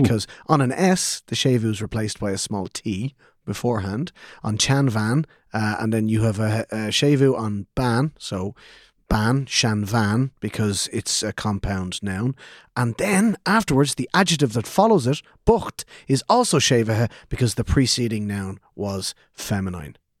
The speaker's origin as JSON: {"language": "English", "country": "Ireland", "tie": "born or raised there", "said": "we, as Irish speakers growing up in Ireland, or even as English speakers growing up in Ireland"}